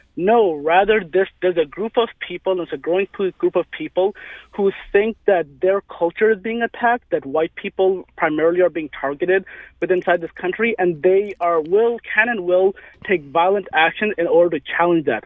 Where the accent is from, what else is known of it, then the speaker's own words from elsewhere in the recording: St. Louis, Missouri, United States; I was growing up in St. Louis